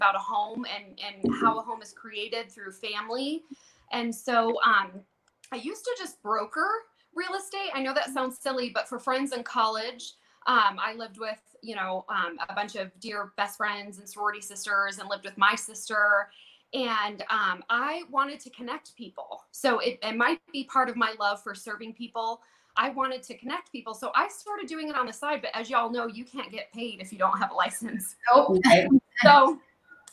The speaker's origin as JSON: {"language": "English", "town": "Tempe", "region": "Arizona", "country": "United States", "tie": "born or raised there", "also_born_or_lived": "Mesa, Arizona", "said": "I was born and raised in the Valley. For those of you who have been around, born at Banner, so desert in Mesa, and then born and raised in Tempe"}